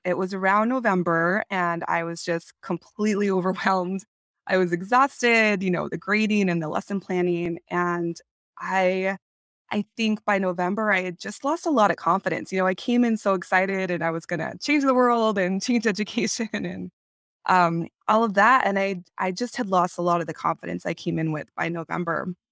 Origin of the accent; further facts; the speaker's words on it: California, United States; moved away; I am originally from California